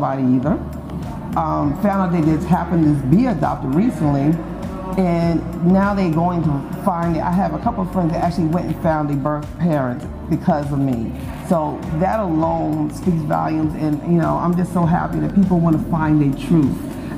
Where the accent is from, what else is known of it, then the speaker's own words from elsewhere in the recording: Teaneck, New Jersey, United States; also born or lived in Harlem, New York / Petersburg, Virginia / Atlanta, Georgia; now in Greenville, United States; I'm from Harlem, New York, and I was raised in Teaneck, New Jersey.